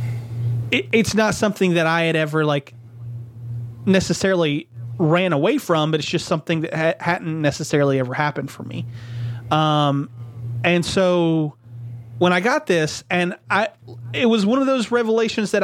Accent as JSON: {"language": "English", "region": "the South", "country": "United States", "tie": "born or raised there", "said": "growing up in the South"}